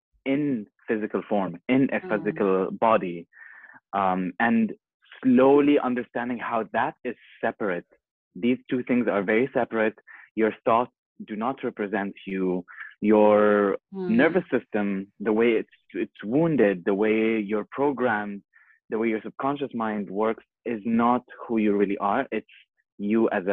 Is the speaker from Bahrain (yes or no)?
yes; Bahrain; moved away as an adult; also born or lived in Jordan / Costa Rica; I was born in Jordan, and I was raised here in Bahrain